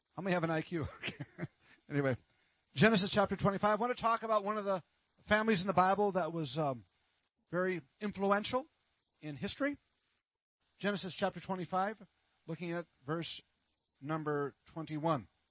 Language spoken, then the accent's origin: English; Minnesota, United States; now in Texas, United States; I'm from Minnesota